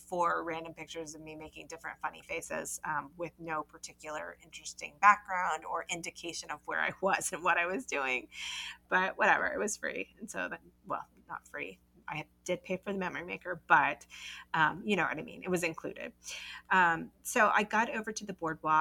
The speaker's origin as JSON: {"language": "English", "region": "North Carolina", "country": "United States", "tie": "born or raised there", "said": "I grew up in North Carolina and spent lots of vacations down in Charleston, South Carolina"}